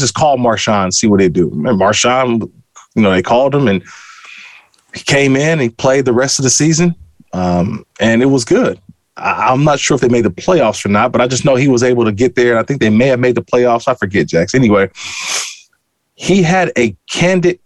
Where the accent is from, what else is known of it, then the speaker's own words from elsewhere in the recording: Oakland, California, United States; we grew up in Oakland, California